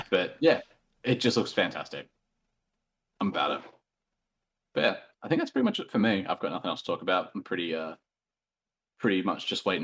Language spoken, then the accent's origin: English; Australia; I am an Australian